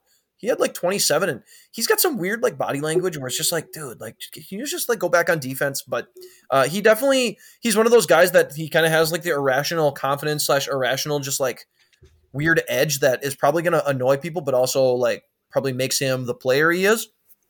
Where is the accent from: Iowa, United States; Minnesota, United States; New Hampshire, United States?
Minnesota, United States; I mow very passive aggressively, you know, because I'm from Minnesota.